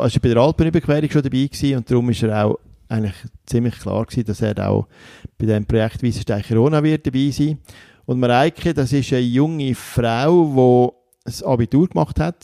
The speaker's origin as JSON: {"language": "German", "country": "Switzerland"}